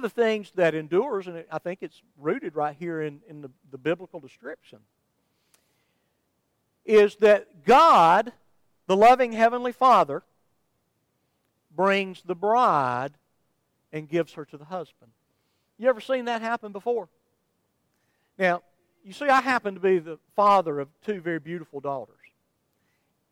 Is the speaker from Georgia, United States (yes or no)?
yes; Somerville, Georgia, United States; I'm from Somerville, Georgia